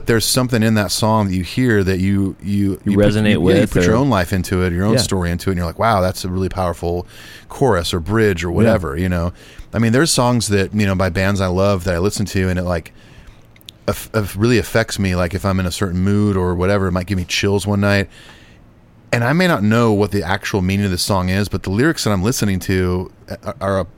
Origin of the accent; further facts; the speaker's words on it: Southern California, United States; I'm from Southern California